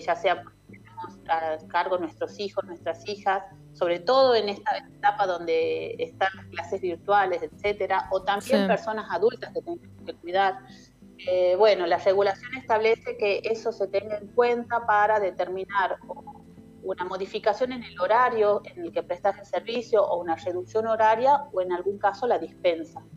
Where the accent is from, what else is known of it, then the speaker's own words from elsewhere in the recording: Tucumán, Argentina; yo soy de Tucumán